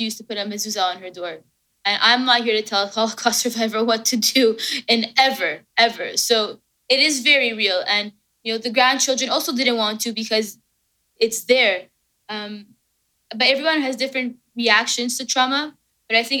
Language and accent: English; Canada; I'm Canadian.